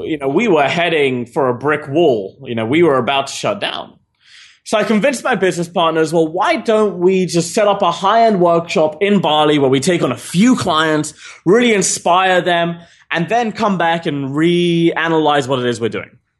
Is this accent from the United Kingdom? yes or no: yes; England, United Kingdom; moved away; also born or lived in Australia; I'm an English citizen